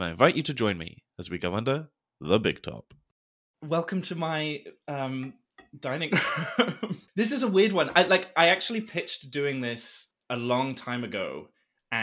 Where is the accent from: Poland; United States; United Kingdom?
United Kingdom; England